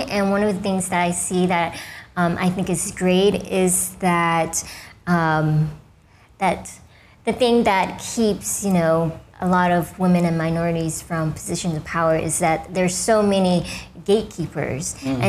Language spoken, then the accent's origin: English; the South, United States; It was definitely difficult being one of only a handful Vietnamese Americans, especially in the 80s when it was still